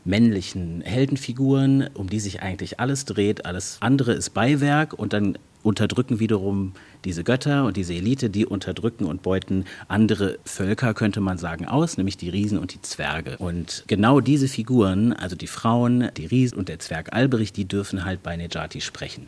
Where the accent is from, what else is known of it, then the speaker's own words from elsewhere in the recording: Berlin, Germany; moved away as an adult; now in Dortmund, Germany; Ich bin ja ähm, quasi neu Dortmunder, ich mhm. bin ja Berliner und ich pendle auch am Wochenende natürlich nach Hause